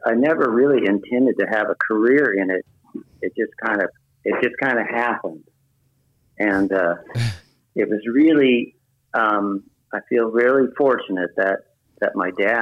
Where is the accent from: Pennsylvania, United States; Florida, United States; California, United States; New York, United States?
California, United States; Richmond; also born or lived in Marin County, California; I was raised here in California in the San Francisco Bay Area. I was born in Richmond, California